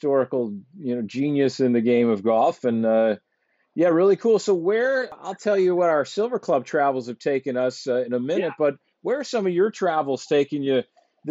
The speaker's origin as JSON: {"language": "English", "town": "Fort Lauderdale", "region": "Florida", "country": "United States", "tie": "born or raised there", "said": "I grew up in the near Fort Lauderdale"}